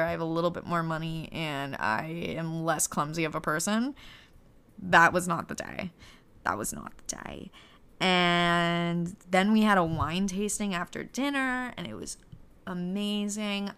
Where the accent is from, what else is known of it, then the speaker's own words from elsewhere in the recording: United States; growing up in the American school system